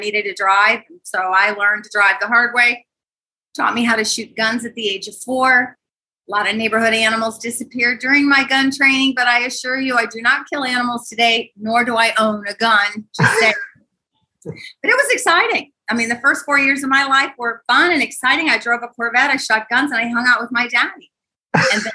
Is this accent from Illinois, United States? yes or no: yes; Libertyville, Illinois, United States; now in Jacksonville, United States; I was not raised in Florida. I was raised in North Chicago, little bitty town, Libertyville, Illinois.